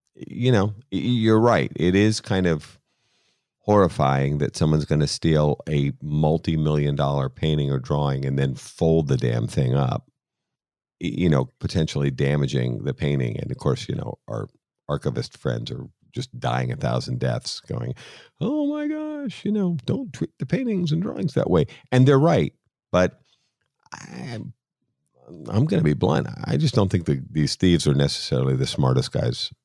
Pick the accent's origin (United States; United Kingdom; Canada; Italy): United States; Boston, Massachusetts; being Irish and being from Boston